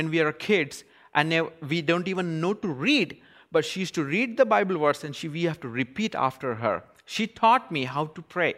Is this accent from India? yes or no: yes; India; moved away as an adult; now in United States; Growing up in India